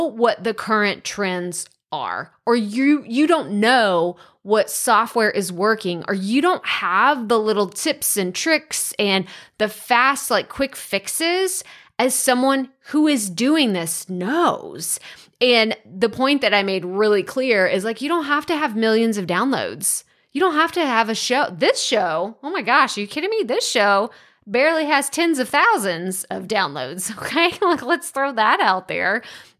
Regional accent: Texas, United States; accent: East Texas; I know. I had a really thick East Texas accent. For those of you that aren't from Texas, there's West Texas, East Te

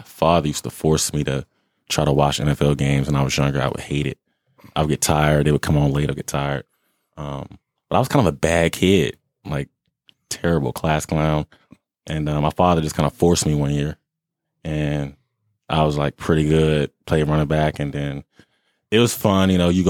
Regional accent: Maryland, United States; now in New Jersey, United States; Yeah, Prince George's County.

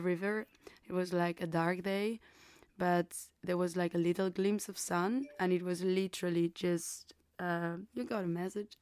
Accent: Burgos, Castile and León, Spain; English is a second language; moved away; I'm from Burgos, a, uh, a place in in Castilla in Spain, a little region in the north.

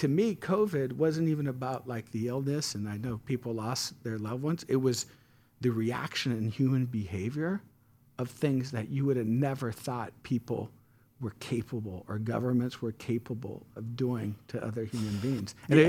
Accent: San Francisco, California, United States; So, like, I grew up in San Francisco, and I was adopted.

